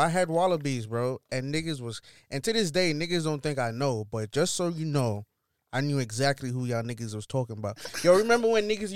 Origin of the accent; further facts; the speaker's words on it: Grenada; now in New York, United States; growing up in Grenada